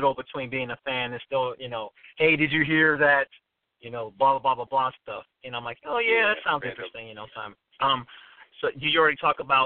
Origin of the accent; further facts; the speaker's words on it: Detroit, Michigan, United States; moved away as an adult; now in Phoenix, United States; I grew up in Detroit